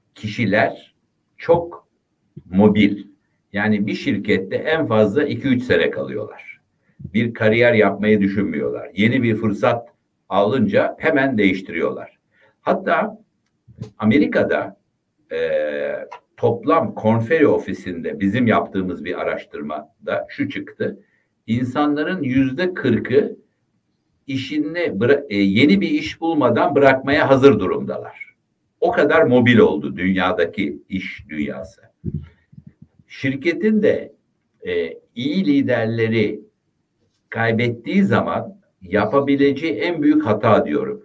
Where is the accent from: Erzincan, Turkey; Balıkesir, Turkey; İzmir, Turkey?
Balıkesir, Turkey; Ayvalık; ben Ayvalıklıyım